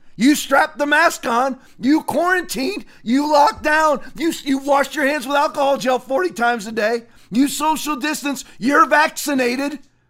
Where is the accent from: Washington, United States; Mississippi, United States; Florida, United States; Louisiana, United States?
Florida, United States; Sarasota; my hometown of Sarasota